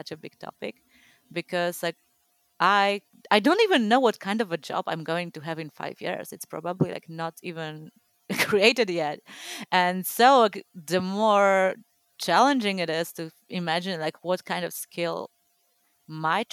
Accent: Poland; growing up in Poland, like I was born a year before like communism ended here

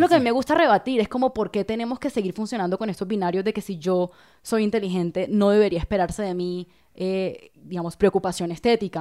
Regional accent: La Guajira, Colombia; yo soy de la Guajira, digamos, no es una región cualquiera, no es la Guajira, esta región como no, empobrecida, muy indígena, y a pesar de que yo crecí ahí

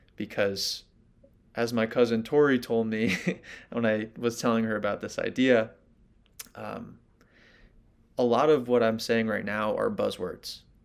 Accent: New York City, New York, United States; I grew up in New York City

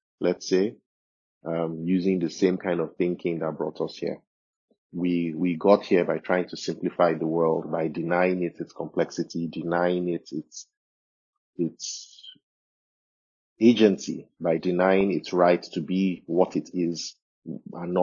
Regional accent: Nigeria; me, myself, as a Nigerian, as an African

